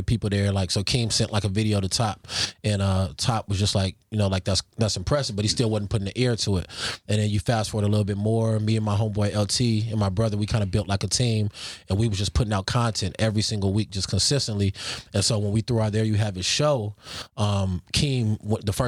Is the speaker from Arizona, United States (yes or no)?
no; Carson, California, United States; I'm from Carson